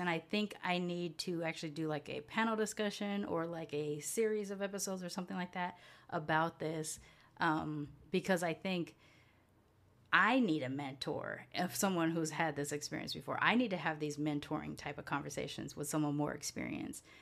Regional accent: United States; moved away as an adult; also born or lived in California / Houston; now in Mérida, Mexico; I'm from both of those places

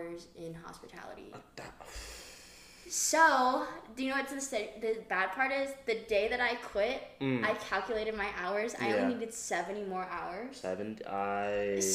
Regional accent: Hawaii, United States; moved away as an adult; I'm from Hawaii

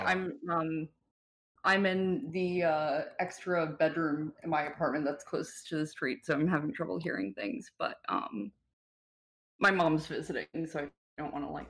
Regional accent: New York, United States; I am from New York State.

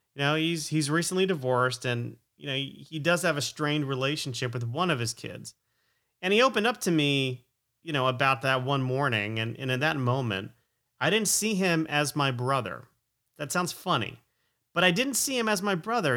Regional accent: Stamford, Connecticut, United States; also born or lived in Plantation, Florida; we moved to Connecticut from Florida in fourth grade

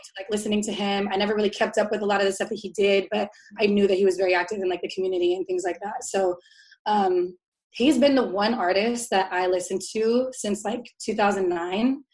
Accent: Tacoma, Washington, United States; now in Seattle, United States; I am a co host for a talk show that we brought to my hometown in Tacoma

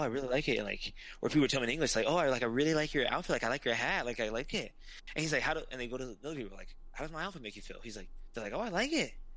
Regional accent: Utah, United States; I'm from Utah

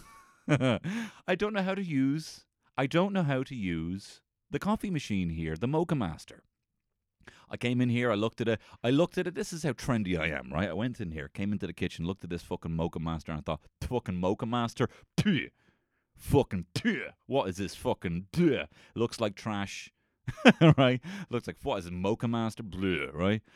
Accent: Ireland

